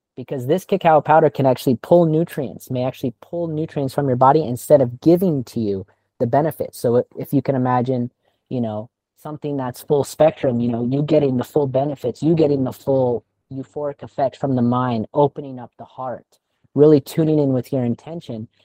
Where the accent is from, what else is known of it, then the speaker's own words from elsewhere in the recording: California, United States; now in Thailand; I'm from California